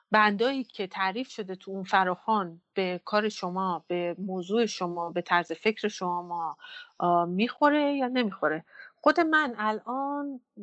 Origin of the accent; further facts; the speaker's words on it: Iran; از زادگاه من برمیاد فرش یعنی ایران